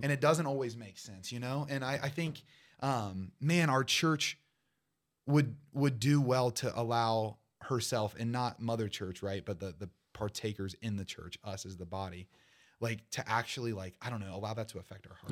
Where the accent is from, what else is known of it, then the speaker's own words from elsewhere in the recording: Portsmouth, Ohio, United States; my hometown of Portsmouth